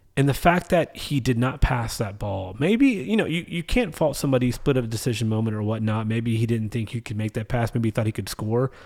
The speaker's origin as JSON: {"language": "English", "region": "the American South", "country": "United States", "said": "But in the South, we call it dressing."}